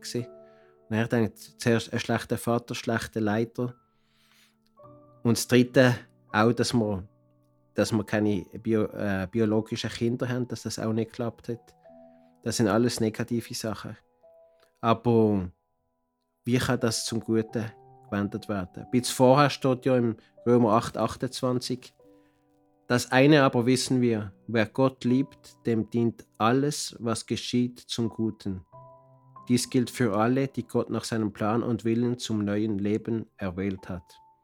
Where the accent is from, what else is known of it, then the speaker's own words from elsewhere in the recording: Basel, Basel-Stadt, Switzerland; moved away as an adult; now in Cartagena, Colombia; ich komme aus Basel und lebe und arbeite seit 30 Jahren mit einer Mission in Cartagena, Kolumbien